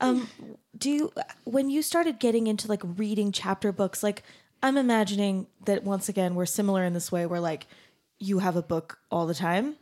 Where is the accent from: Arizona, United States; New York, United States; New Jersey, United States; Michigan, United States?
Arizona, United States; I'm from Arizona